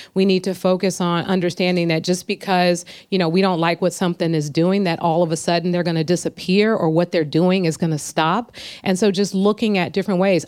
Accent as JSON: {"language": "English", "town": "San Francisco", "region": "California", "country": "United States", "tie": "born or raised there", "said": "growing up in San Francisco"}